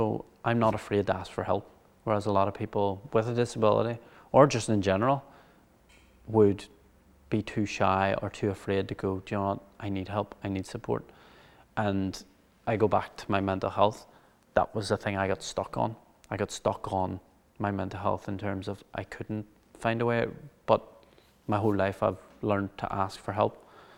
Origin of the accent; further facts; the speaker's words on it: Cushendall, Northern Ireland, United Kingdom; For me, obviously, the first 4 or 5 years of my life, I was brought up in Cushendall.